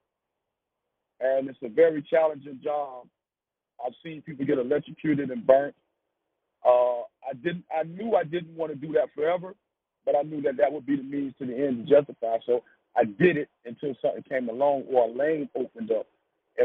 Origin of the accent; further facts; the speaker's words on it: Wilmington, North Carolina, United States; I'm from Wilmington, North Carolina, a small city. And in the time of my coming up, our city was hit with the drug epidemic